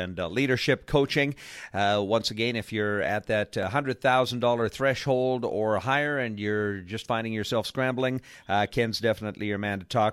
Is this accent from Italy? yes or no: no; Canada; I'm from Canada.